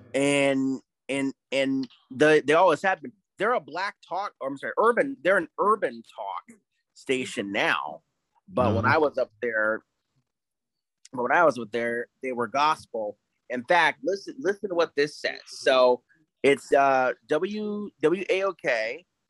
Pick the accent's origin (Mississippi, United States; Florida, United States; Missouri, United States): Florida, United States; Tampa Bay; born or raised there; moved away; also born or lived in Atlanta, Georgia